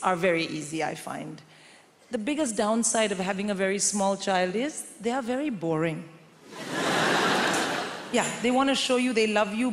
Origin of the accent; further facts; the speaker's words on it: India; moved away as an adult; I'm born and raised in India